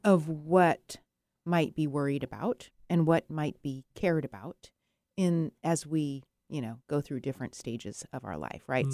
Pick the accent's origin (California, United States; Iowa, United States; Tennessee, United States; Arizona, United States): Arizona, United States; I was born in Arizona